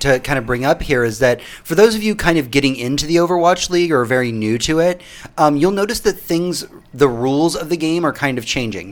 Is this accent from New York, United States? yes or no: no; Houston, Texas, United States; now in Austin, United States; Tony, you and I are from Houston